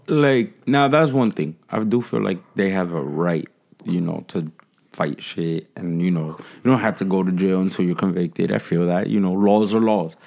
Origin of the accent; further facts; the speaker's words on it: Jersey City, New Jersey, United States; I grew up in Jersey City